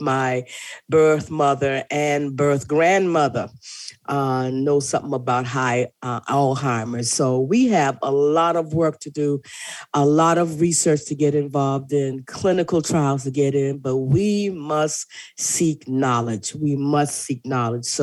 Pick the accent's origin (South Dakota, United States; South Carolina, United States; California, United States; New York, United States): South Carolina, United States; Lincolnville; now in Hampton Roads, Virginia, United States; Lincolnville, South Carolina, my hometown down there in the Low Country